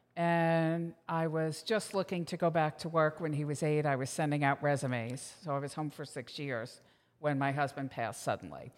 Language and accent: English; Manasquan, New Jersey, United States; I'm from Manasquan, New Jersey